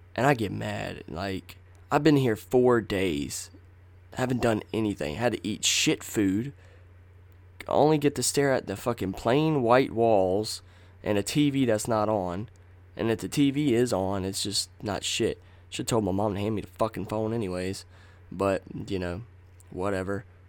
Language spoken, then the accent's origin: English; Nashville, North Carolina, United States; born or raised there; also born or lived in Rocky Mount, North Carolina